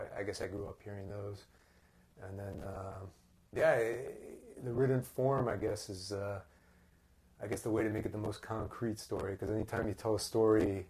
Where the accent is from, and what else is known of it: Key Biscayne, Florida, United States; born or raised there; also born or lived in Evanston, Illinois / Tallahassee, Florida